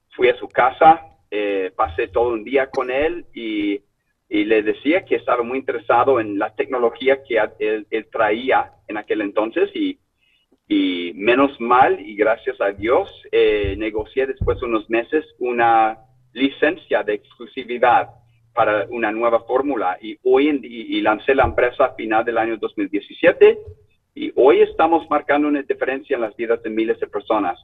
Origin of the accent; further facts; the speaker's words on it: Sacramento, California, United States; Spanish is a second language; also born or lived in Chile; soy original de Sacramento